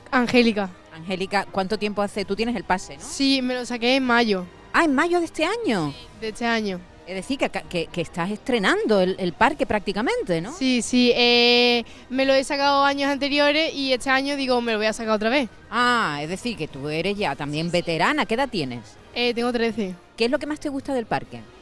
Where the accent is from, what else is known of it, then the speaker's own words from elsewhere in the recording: Seville, Andalusia, Spain; Yo de aquí, de Sevilla Capital.